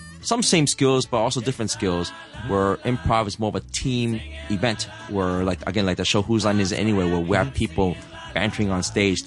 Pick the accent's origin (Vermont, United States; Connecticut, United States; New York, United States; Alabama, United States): New York, United States; New York City; now in Hong Kong; I'm from New York City